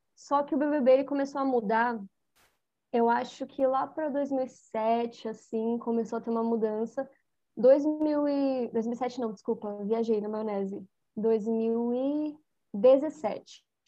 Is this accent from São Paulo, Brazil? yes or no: yes; São Paulo, Brazil; Eu sou de São Paulo, eu sou do Grajaú